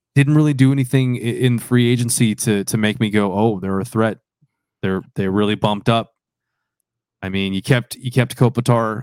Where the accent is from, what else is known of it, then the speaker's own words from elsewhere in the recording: Dallas, Texas, United States; my hometown, Dallas